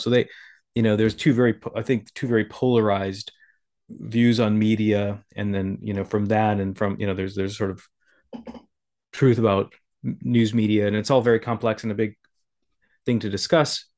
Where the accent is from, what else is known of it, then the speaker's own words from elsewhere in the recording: South Dakota, United States; growing up in South Dakota